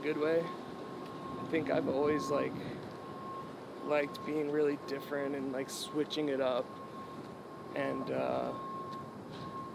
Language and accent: English; New Hampshire, United States; I'm from New Hampshire. I didn't travel a lot as a kid